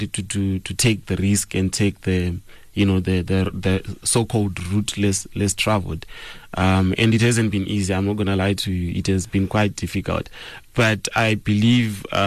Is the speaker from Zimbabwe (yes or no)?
yes; Zimbabwe; now in South Africa; Growing up in Zimbabwe